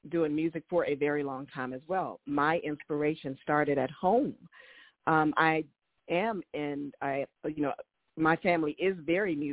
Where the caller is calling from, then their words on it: Maryland, United States; I am calling from the Washington, D.C. area, specifically from Maryland, actually from my home.